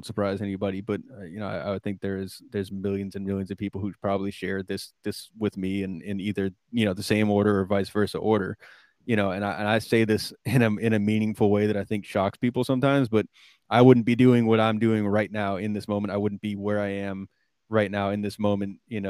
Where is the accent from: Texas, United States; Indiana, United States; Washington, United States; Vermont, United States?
Vermont, United States; I grew up in Vermont